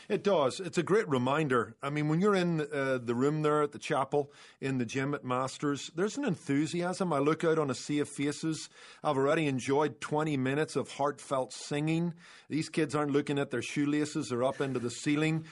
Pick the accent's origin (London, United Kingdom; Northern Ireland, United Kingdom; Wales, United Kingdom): Northern Ireland, United Kingdom; moved away; I grew up in Northern Ireland